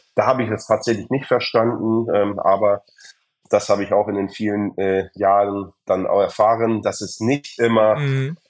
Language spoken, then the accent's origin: German; Germany; als Deutsche